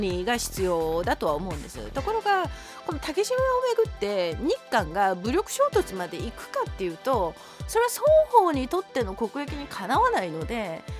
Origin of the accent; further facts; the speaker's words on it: South Korea; 私もね結局韓国人